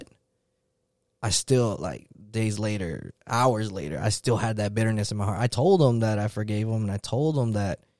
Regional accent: California, United States; moved away as an adult; now in Virginia, United States; I'm from California originally and then got stationed in Virginia

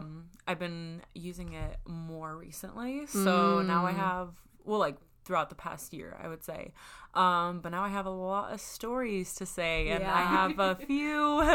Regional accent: United States; I'm from the United States of America

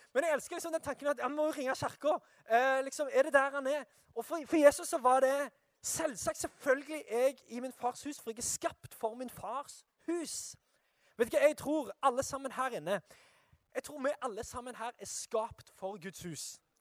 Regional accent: Sandnes, Rogaland, Norway; jeg er fra Sandnes.

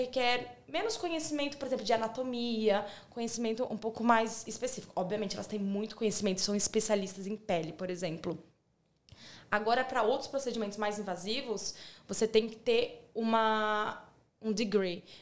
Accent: São Paulo, Brazil; moved away as an adult; now in Australia; sou de São Paulo

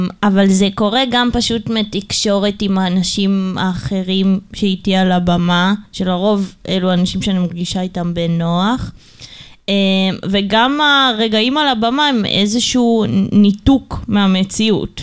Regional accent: Ramat Gan, Tel Aviv District, Israel; גדלנו ברמת גן

